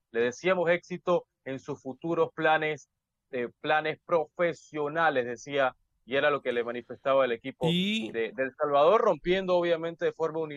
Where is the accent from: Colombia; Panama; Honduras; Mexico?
Panama; como yo soy panameño y como Alex es hondureño, ¿no?